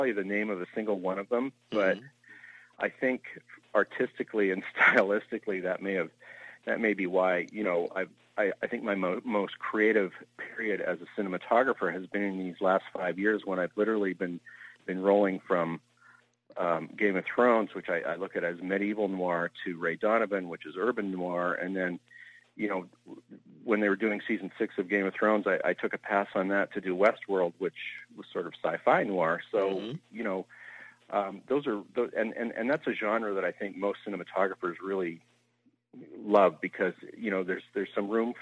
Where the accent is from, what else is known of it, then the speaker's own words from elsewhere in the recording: Vancouver, British Columbia, Canada; I grew up in Vancouver, Canada